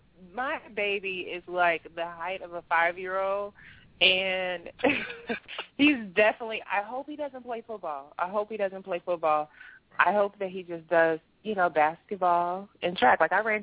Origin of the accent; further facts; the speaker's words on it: the South, United States; I love being a wife. I'm from the South.